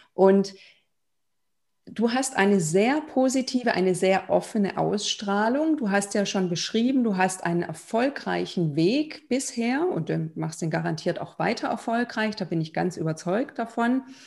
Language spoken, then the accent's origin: German; Germany; also born or lived in Lithuania / Israel / Berlin; Ich bin in Litauen geboren, aber in Deutschland aufgewachsen